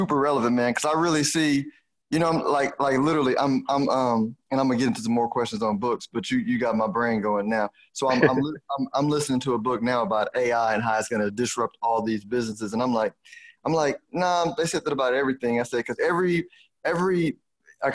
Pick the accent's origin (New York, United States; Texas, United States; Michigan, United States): Texas, United States; Houston; accent: Houston; my Houston accent